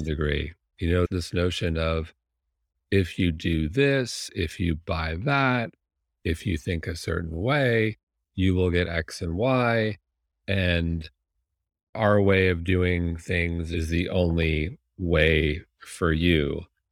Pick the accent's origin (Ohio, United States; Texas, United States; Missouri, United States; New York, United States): New York, United States; Manhasset; moved away; I grew up in Manhasset